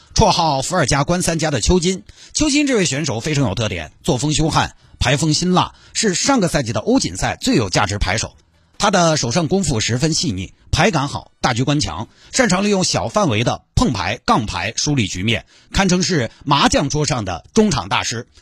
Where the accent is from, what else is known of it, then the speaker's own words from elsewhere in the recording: Chengdu, Sichuan, China; 我成都人